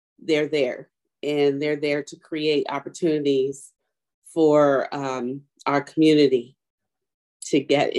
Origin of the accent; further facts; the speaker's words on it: Richmond, Virginia, United States; moved away; also born or lived in Baltimore, Maryland; I grew up in Richmond, Virginia, I went to a HBCU